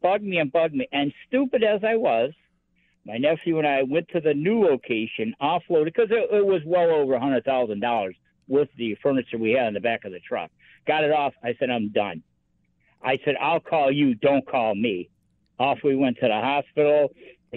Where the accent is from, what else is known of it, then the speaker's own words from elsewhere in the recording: Buffalo, New York, United States; also born or lived in Italy; When I moved from Italy to back to Buffalo, when I got out of the Army, because I was stationed in Italy